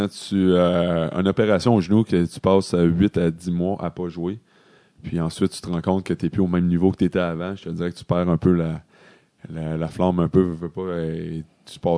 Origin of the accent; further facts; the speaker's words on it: Quebec, Canada; Mais en vrai, j'ai, j'ai pas le sang du, Québec, mais j'ai été élevé au Québec, donc c'est tout comme.